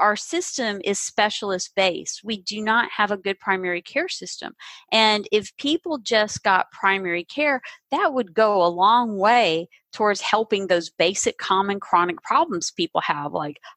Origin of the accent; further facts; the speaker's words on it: the South, United States; I grew up in the South